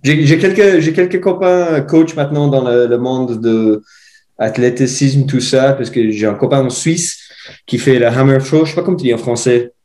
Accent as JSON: {"language": "French", "country": "Ireland", "also_born_or_lived": "Switzerland", "second_language": "French", "moved": "as an adult", "lives_now": "Morzine, France", "said": "J'ai euh, fait première partie de mes études chez moi en Irlande"}